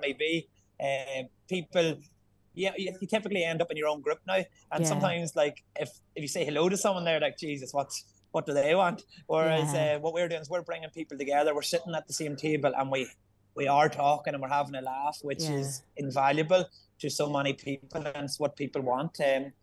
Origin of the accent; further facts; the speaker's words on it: Ireland; we're Irish